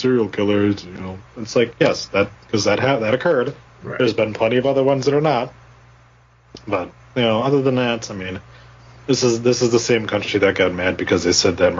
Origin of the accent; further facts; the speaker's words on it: Wisconsin, United States; growing up in Wisconsin